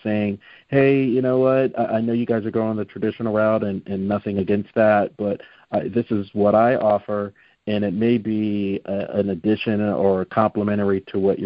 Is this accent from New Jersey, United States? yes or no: yes; New Jersey, United States; moved away; I'm originally from New Jersey